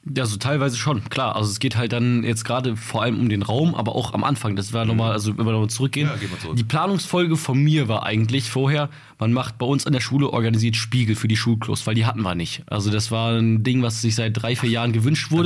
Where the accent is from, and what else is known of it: Bottrop, North Rhine-Westphalia, Germany